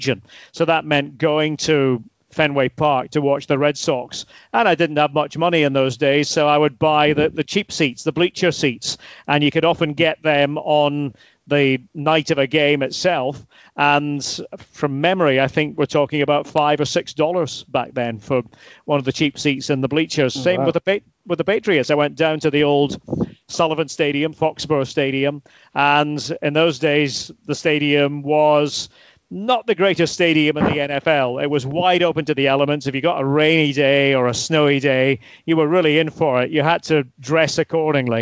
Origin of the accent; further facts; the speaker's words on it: Aberdeen, Scotland, United Kingdom; moved away as an adult; now in Boston, United States; But it all began in Aberdeen, and I'll always be a very proud Aberdonian